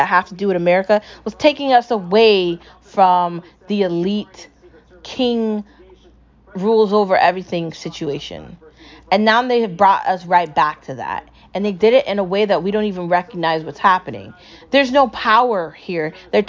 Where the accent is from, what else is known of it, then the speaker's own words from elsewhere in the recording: United States; I love being American